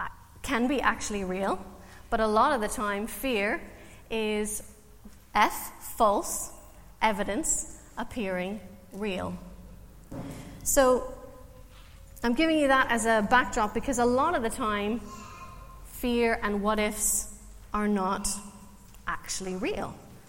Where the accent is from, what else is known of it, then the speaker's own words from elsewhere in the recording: Canada; now in Ireland; I'm Canadian, so if you're trying to work out my accent, I don't want you to be distracted the whole time thinking, where is she from?